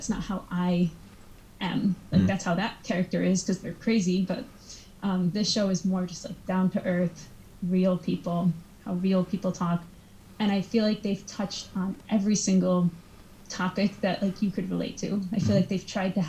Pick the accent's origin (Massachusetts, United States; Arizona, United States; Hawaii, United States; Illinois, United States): Massachusetts, United States; I'm from Massachusetts, but it's not any different than how I speak.